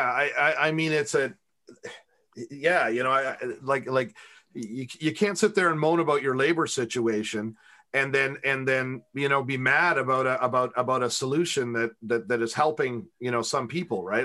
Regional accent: Canada; I'm the Canadian

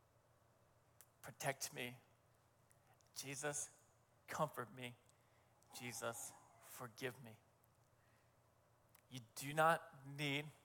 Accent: New Hampshire, United States; over my years of growing up in New Hampshire

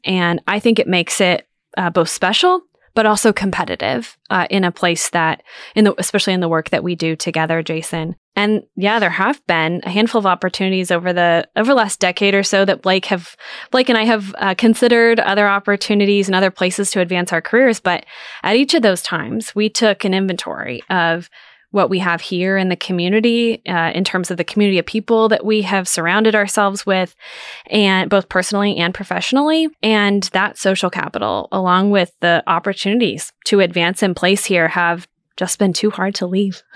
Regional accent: near Wichita, Kansas, United States; moved away as an adult; now in Manhattan, United States; I am originally from College, which is just, uh, outside of the Wichita Metro.

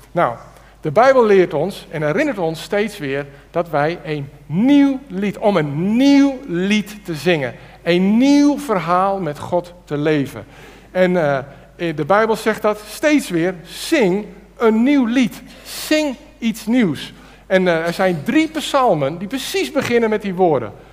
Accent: Netherlands; wij Nederlanders

